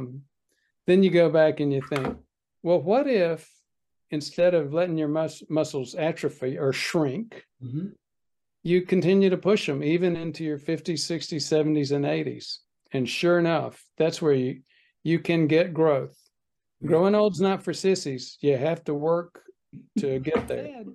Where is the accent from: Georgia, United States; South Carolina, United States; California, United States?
South Carolina, United States; Spartanburg; also born or lived in New York; I grew up in the Deep South.